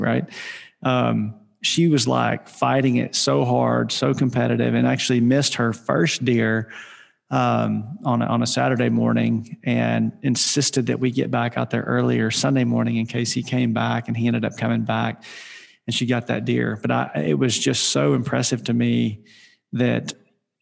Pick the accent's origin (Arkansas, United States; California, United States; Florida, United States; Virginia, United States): Arkansas, United States; I grew up in Arkansas